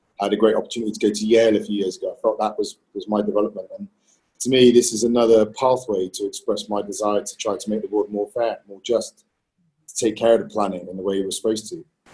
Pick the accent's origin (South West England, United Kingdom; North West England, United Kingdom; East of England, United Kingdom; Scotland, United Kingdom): South West England, United Kingdom; Bristol; born or raised there